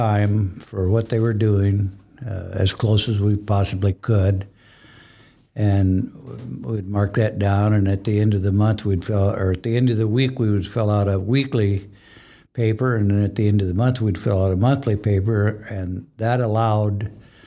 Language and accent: English; Fernald, Iowa, United States; I grew up in Fernald, Iowa. It's a little town just west and north of Ames